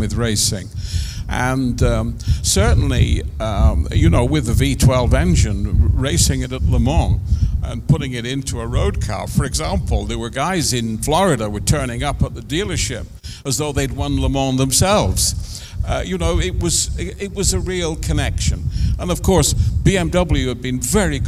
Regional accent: Coventry, West Midlands, United Kingdom; I was brought up in Coventry. My parents moved to Coventry when I was still 14 or so.

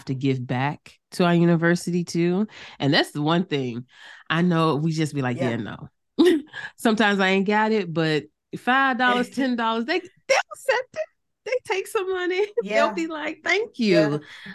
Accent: Norfolk, Virginia, United States; I'm from Norfolk, Virginia. So like I went to Norfolk State games all the time, homecomings all the time, because that's the school my family went

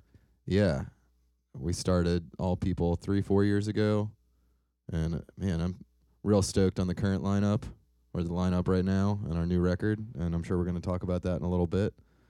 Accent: New Orleans, Louisiana, United States; I am from New Orleans, Louisiana.

